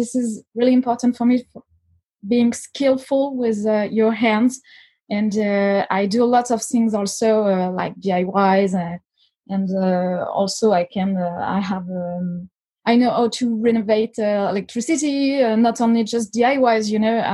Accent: Lyon, Auvergne-Rhône-Alpes, France; I was born and raised in Lyon

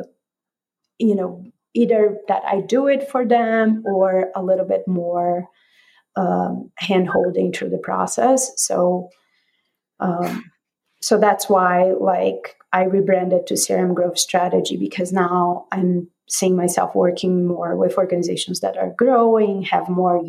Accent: Brazil; also born or lived in Denver, United States; now in United States; I am an immigrant. I am Brazilian.

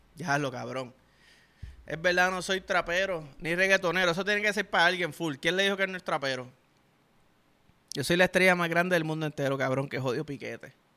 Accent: Puerto Rico; un boricua, cabrón, sobre todo chamaquito, yo que jugaba

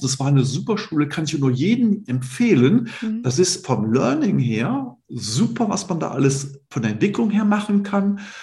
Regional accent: Cologne, North Rhine-Westphalia, Germany; moved away as an adult; now in Idstein, Germany; ich bin Kölner Junge, ich bin in Köln geboren

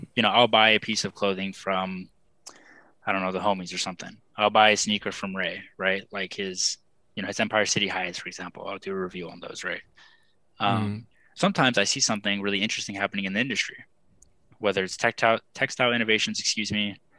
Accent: South Texas, United States; moved away as an adult; also born or lived in San Jose, California; now in Buffalo, United States; I grew up in South Texas

